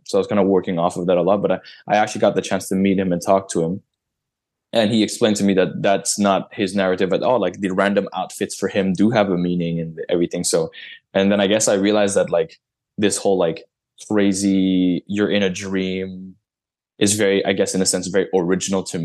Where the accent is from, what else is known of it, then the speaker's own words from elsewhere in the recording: Montreal, Quebec, Canada; I was born and raised here